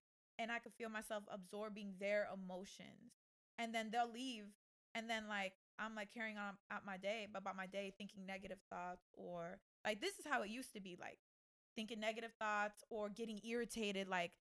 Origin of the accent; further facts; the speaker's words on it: Tampa, Florida, United States; moved away as an adult; also born or lived in Atlanta / Los Angeles; We come from Tampa.